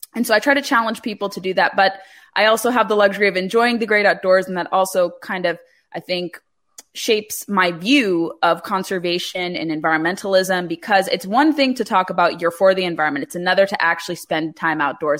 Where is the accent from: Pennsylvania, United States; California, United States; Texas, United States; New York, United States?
California, United States; growing up in California